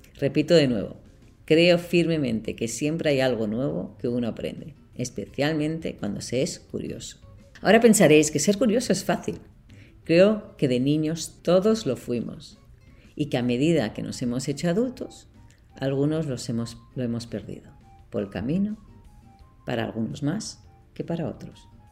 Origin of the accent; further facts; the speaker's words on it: Barcelona, Catalonia, Spain; moved away as an adult; now in Boston, United States; Soy de Barcelona, de padre alemán y madre suiza